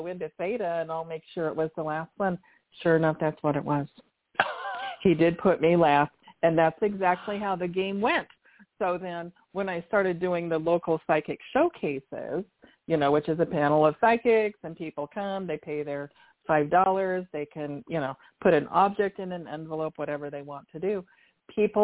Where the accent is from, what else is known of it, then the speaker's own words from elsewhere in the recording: Washington, United States; also born or lived in Sacramento, California; went back to Washington State. That's my home. Well, I call it my home state, but, you know, it's where I spent most of my life